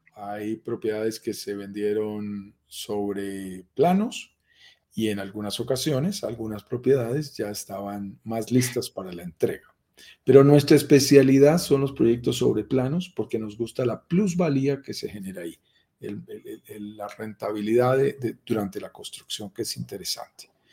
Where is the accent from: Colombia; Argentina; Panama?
Colombia; yo soy colombiano